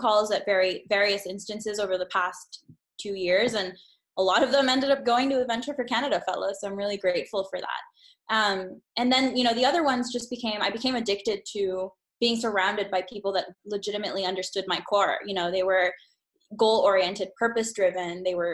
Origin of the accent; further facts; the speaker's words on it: Honduras; I grew up in Honduras.